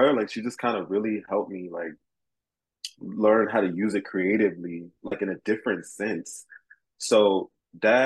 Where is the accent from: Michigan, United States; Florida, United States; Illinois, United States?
Florida, United States; also born or lived in New York; now in Connecticut, United States; I am from Florida